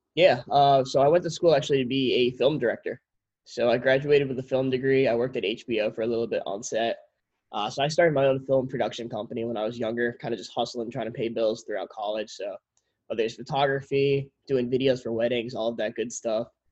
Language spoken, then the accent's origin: English; Connecticut, United States; We grew up in Connecticut